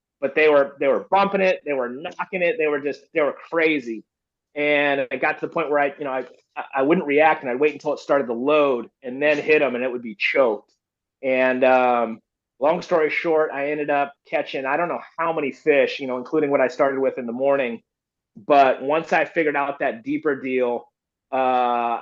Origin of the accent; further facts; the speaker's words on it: Florida, United States; now in California, United States; I grew up in Florida